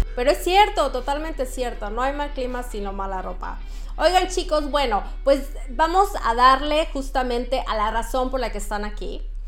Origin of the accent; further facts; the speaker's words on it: Mexico; moved away as an adult; now in Sweden; somos orgullosamente mexicanos rompiéndola en los países nórdicos